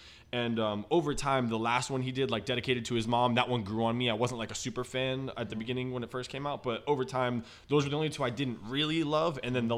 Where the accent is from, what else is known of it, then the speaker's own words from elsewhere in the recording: the South, United States; I'm from the South